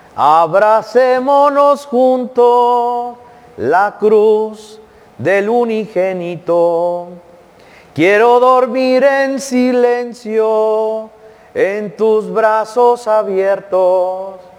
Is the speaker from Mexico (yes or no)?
yes; Jiquilpan, Jalisco, Mexico; en mi pueblo, Jiquilpan, Jalisco